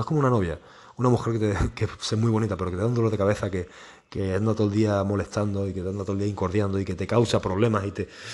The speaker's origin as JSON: {"language": "Spanish", "country": "Spain", "said": "en mi país, en España."}